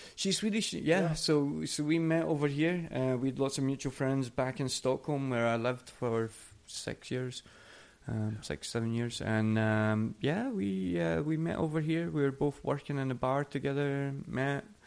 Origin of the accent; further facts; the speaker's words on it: Coatbridge, Scotland, United Kingdom; moved away as an adult; now in Oslo, Norway; It's a little place outside of uh, of Glasgow called Coatbridge, where is where I grew